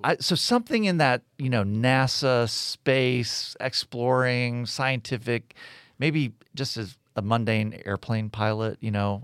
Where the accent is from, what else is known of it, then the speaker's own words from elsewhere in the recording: United States; also born or lived in Texas / South Florida; now in Birmingham, United States; I grew up in Texas, grew up in South Florida